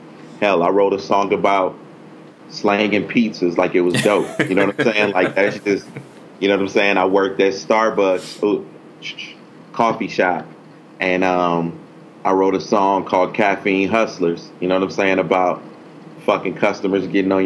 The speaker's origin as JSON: {"language": "English", "town": "Compton", "region": "California", "country": "United States", "tie": "born or raised there", "said": "I'm from Compton, California, you know what I'm saying? And just came up like in the 80s and early 90s"}